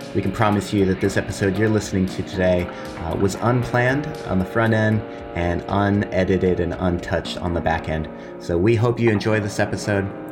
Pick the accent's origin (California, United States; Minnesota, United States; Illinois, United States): California, United States; Southern; moved away as an adult; now in Melbourne, Australia; I grew up in Southern California thirty-something years of my life